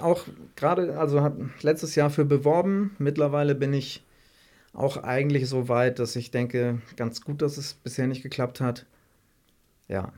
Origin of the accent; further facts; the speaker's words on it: Elmshorn, Schleswig-Holstein, Germany; Ich komme ja aus Elmshorn ursprünglich oder noch aus dem Dorf bei Elmshorn, ungefähr 35 Kilometer von Hamburg